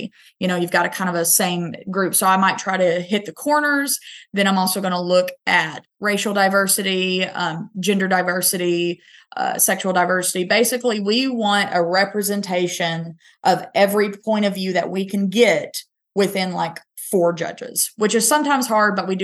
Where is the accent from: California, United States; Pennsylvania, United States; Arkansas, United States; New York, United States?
Arkansas, United States; Northeast; I'm from Northeast Arkansas